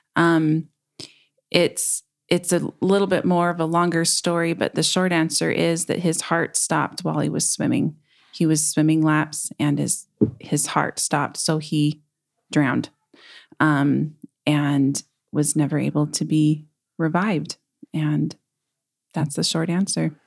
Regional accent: Murray, Utah, United States; also born or lived in Logan, Utah / Tremonton, Utah; now in West Valley City, United States; I grew up in Murray, Utah

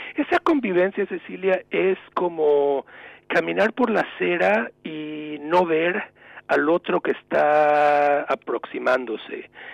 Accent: Mexico; moved away as an adult; also born or lived in New England, United States; now in United States; Yo llevo como inmigrante mexicano unos 30 años en Estados Unidos

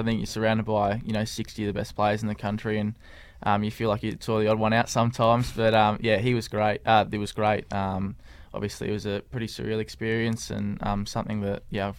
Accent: Clarence, Tasmania, Australia; born or raised there

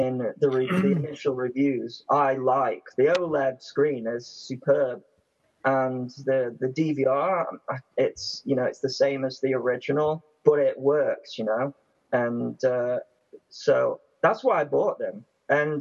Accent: United Kingdom; We're British

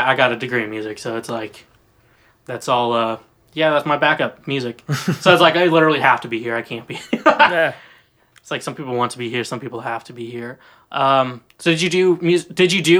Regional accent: Nashville, Tennessee, United States; I'm just like, I'm better than all of you, I'm from Nashville.

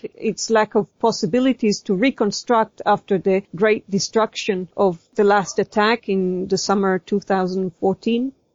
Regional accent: Israel; moved away as an adult; now in Spain; I'm an Israeli citizen

